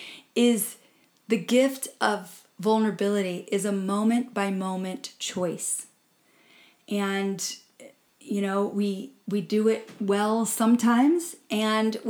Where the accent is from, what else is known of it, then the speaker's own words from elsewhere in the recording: Midwest, United States; I grew up in the Midwest working in cornfields